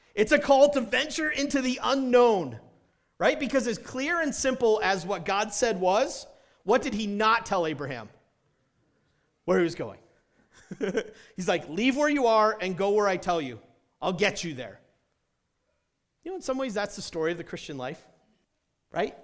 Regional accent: New Hampshire, United States; moved away as an adult; also born or lived in South Carolina / Indiana; I grew up in New Hampshire

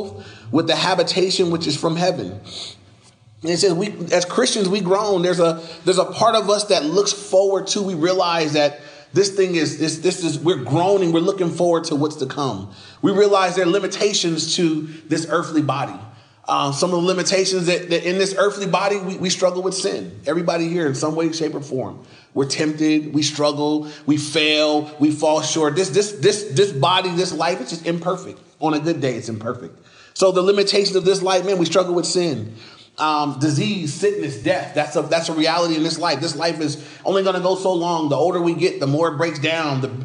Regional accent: United States

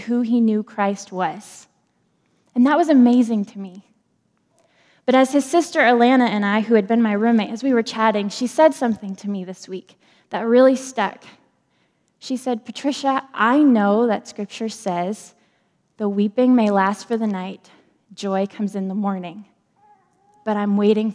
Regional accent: Maine, United States; I'm from Maine

